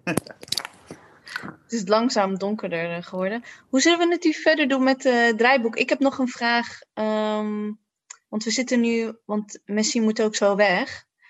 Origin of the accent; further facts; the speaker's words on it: Maarssen, Utrecht, Netherlands; moved away as an adult; also born or lived in Leiden; now in The Hague, Netherlands; ik kom uit Maarsen ehm, en toen ben ik nou, als student naar Leiden